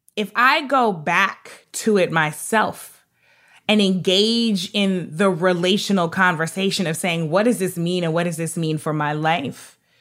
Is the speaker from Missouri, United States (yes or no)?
yes; North St. Louis County, Missouri, United States; also born or lived in Hartford, Connecticut; I grew up in North Saint Louis County, uh, which was near Ferguson.